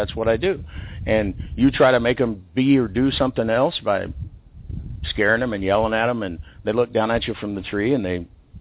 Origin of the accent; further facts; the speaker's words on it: Texas, United States; now in Central America; I'm from Texas.